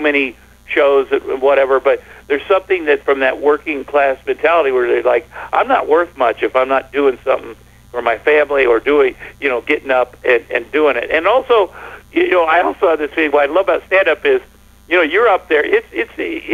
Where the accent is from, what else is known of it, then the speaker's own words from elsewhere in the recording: Ottumwa, Iowa, United States; moved away as an adult; growing up in Ottumwa, Iowa, where everything is farm-related